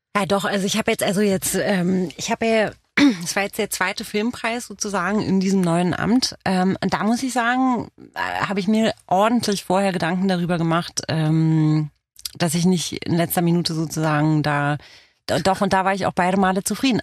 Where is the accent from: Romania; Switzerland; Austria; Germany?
Romania; first language Romanian; German is a second language; moved away; aus Rumänien bin ich